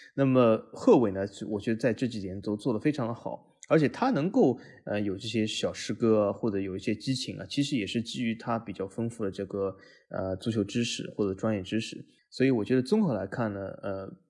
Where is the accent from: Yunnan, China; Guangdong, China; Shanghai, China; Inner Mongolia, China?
Shanghai, China; 我，同样来自于上海